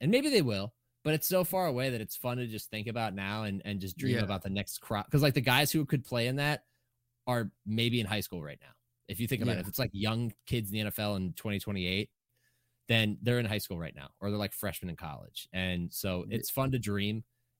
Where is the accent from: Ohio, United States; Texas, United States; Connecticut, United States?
Ohio, United States; Akron; down the road from where I grew up in Akron.